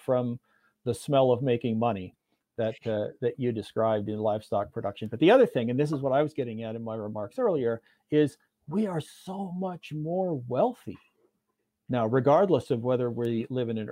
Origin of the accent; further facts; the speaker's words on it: Hamilton, Ontario, Canada; I grew up outside Hamilton, Ontario, in a place called Clapperton's Corners, which is simply an intersection of two highways.